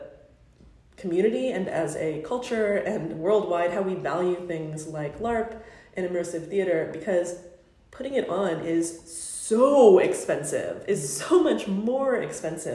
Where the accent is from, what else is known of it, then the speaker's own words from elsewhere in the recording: United States; accent: United States; Me and my United States accent